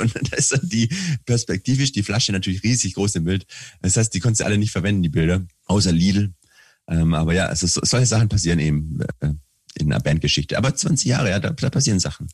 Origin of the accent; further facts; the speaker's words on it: Swabia, Germany; als Schwabe